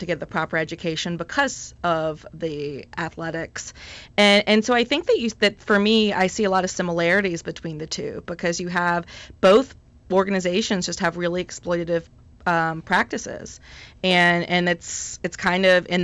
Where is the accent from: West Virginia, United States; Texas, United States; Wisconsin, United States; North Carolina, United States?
North Carolina, United States; North Carolina, which is my home state